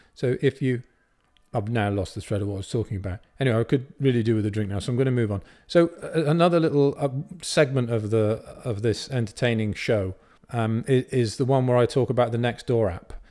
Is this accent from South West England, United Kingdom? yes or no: yes; Bath, South West England, United Kingdom; I grew up in Bath